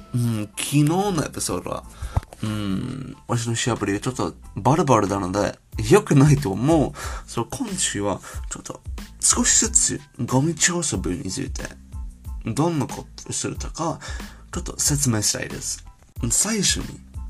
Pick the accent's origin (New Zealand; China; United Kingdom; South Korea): United Kingdom; Japanese is a second language; moved away as an adult; now in Japan; 私は英国人のデータサイエンス、日本で働きながら